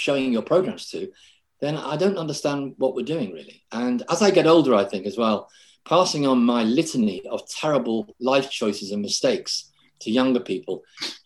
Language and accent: English; Liverpool, North West England, United Kingdom; being a Scouser, you know, coming from Liverpool in the 60s, and my mum was a waitress, and my dad worked in a factory